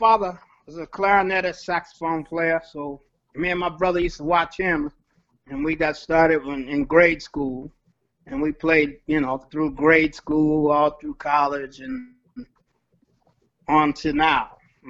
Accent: Baltimore, Maryland, United States; now in Los Angeles, United States; I'm originally from Baltimore, Maryland.

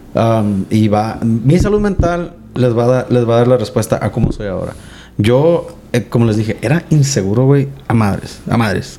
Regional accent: Mexico; siendo hispanos, mexicanos

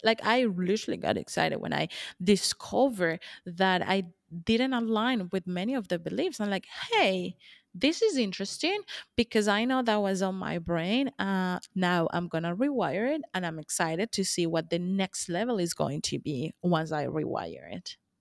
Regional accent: Colombia; moved away; I'm from, I'm originally from Colombia

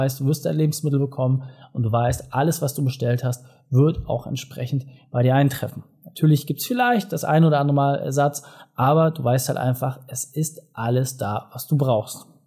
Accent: Hamburg, Germany; ja, ich lebe in einer Großstadt, ich kann das nachvollziehen als Hamburger.

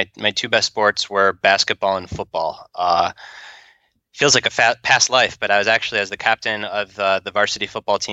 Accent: suburb of Detroit, Michigan, United States; moved away as an adult; also born or lived in San Francisco Bay Area; I grew up in Michigan, in a suburb of Detroit

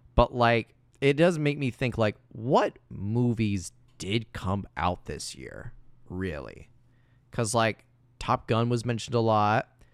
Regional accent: Indiana, United States; My hometown in Indiana

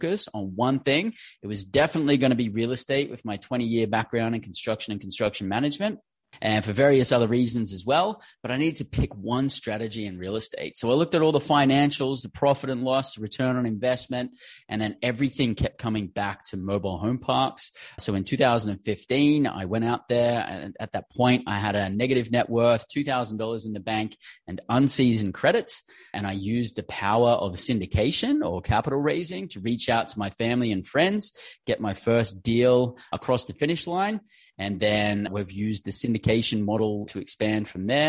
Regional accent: Australia; moved away as an adult; also born or lived in London, England; originally born and bred in Australia

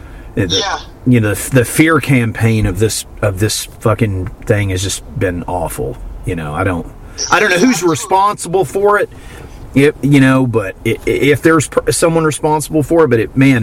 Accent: Miami, Florida, United States; I'm from Florida, but I'm just like... I'm from the Miami area

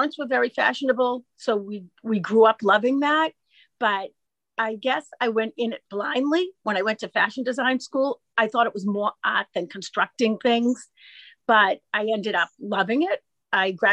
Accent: Wakefield, Massachusetts, United States; I grew up here

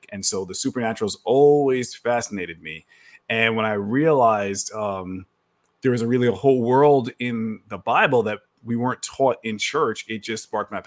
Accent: New York City, New York, United States; moved away as an adult; now in Texas, United States; I'm from New York. I live in Texas now. I was born and raised in New York City

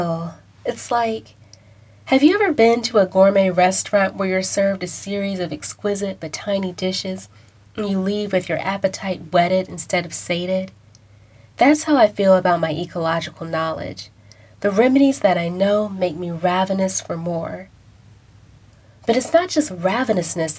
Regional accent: Houston, Texas, United States; I grew up in Houston, Texas

